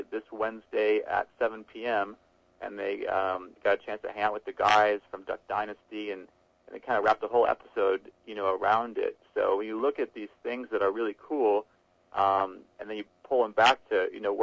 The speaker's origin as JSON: {"language": "English", "region": "Midwest", "country": "United States", "said": "for a Midwest kid"}